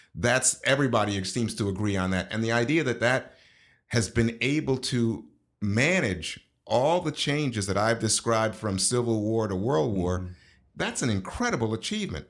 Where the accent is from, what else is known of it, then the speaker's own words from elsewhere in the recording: New York, United States; also born or lived in Panama / Brooklyn; I grew up in New York